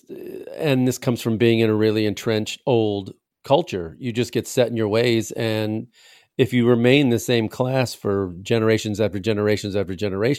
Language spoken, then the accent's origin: English; Chicago, Illinois, United States; when I said I was from Chicago